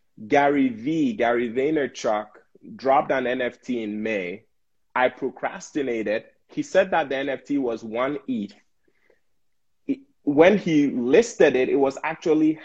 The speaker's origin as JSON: {"language": "English", "country": "Ghana", "tie": "born or raised there", "moved": "yes", "lives_now": "United States", "said": "I was born and raised in Ghana"}